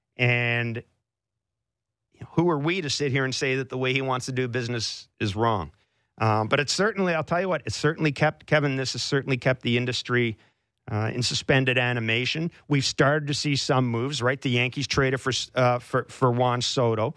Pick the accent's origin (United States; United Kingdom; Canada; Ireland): Canada; as a Canadian sports journalist and as a Canadian sports fan